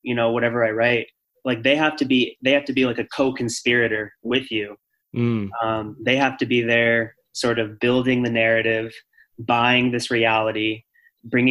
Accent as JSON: {"language": "English", "region": "Arizona", "country": "United States", "tie": "born or raised there", "said": "I grew up in Arizona"}